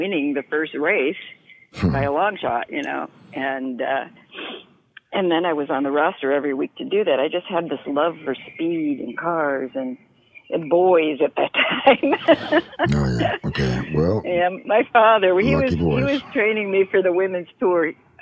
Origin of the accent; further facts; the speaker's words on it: Rochester, New York, United States; moved away as an adult; now in California, United States; Rochester, which, you know, was my hometown